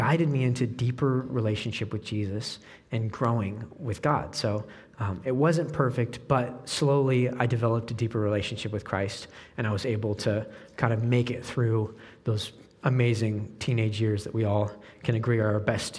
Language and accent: English; Oregon, United States; moved away as an adult; now in Peoria, United States; I grew up in Oregon